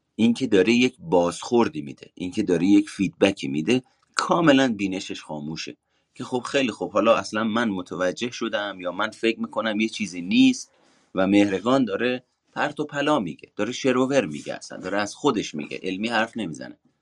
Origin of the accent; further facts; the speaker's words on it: Iran; ایرانی بودنم انتصابی بودنمه به واسطه اینه که توی ایران به دنیا اومدم